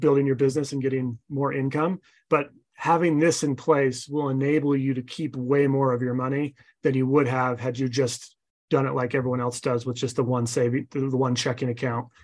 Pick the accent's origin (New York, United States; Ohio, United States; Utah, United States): Utah, United States; I'm from Utah.